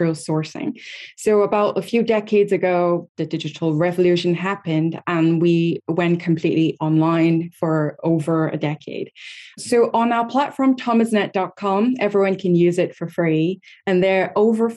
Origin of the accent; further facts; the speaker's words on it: Hong Kong; moved away; I was born and raised in Hong Kong originally